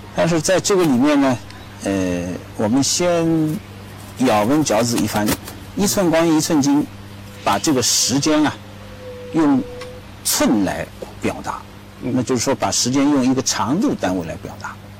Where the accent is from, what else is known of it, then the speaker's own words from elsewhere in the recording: China; 我们中国人愿意把它弄得更直观